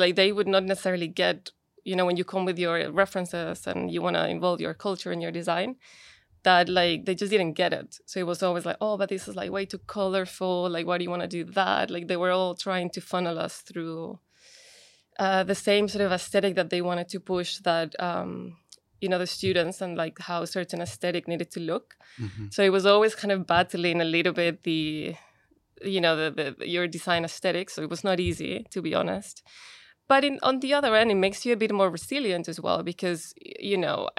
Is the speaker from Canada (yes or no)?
no; Colombia; born there; Like, I was born in Colombia, but my siblings are from Chile.